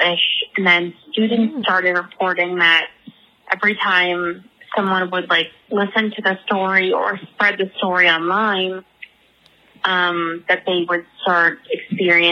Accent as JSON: {"language": "English", "region": "New Jersey", "country": "United States", "moved": "yes", "lives_now": "Philadelphia, United States", "said": "I'm calling from Philadelphia. Originally from New Jersey"}